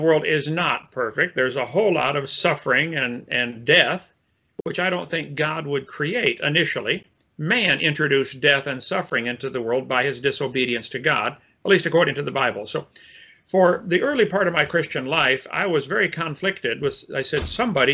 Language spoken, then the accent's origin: English; Illinois, United States; I was raised in Illinois in a family of engineers and teachers